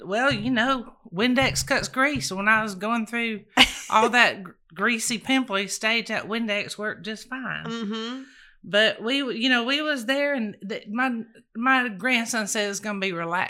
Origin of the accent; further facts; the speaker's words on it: Climax, Georgia, United States; born there; Well, I was born in Climax, Georgia.